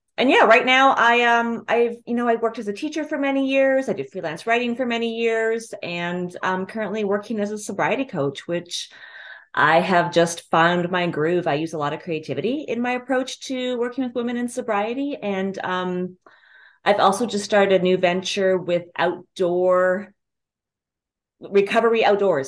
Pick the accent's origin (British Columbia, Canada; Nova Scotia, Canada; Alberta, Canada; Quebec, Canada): Alberta, Canada; Calgary; moved away as an adult; now in New York, United States; I'm originally from Calgary, Canada.